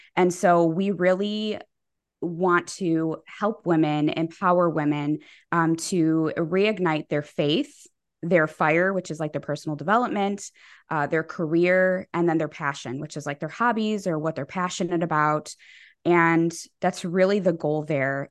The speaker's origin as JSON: {"language": "English", "town": "Chicago", "region": "Illinois", "country": "United States", "said": "I am from Chicago"}